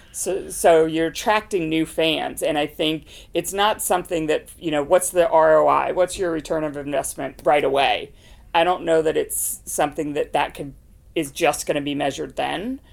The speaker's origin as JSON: {"language": "English", "country": "United Kingdom", "moved": "yes", "lives_now": "Boston, United States", "said": "when you're in London, when you're in my home country."}